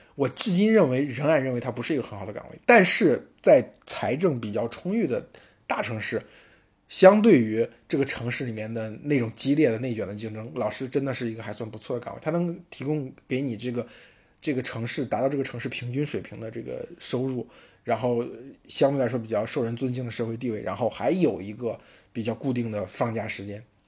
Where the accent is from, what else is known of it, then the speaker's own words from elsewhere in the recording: Henan, China; accent: Henan dialect; 我们河南话